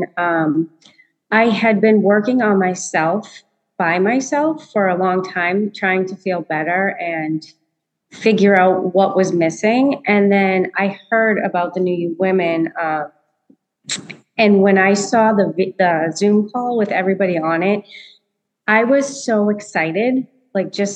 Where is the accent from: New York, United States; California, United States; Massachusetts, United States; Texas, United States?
Massachusetts, United States; I grew up in Massachusetts